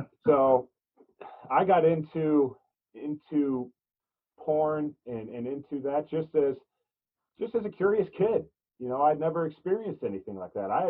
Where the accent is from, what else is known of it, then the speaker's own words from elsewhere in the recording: Illinois, United States; now in Pennsylvania, United States; I grew up in Illinois. I live in Pennsylvania now.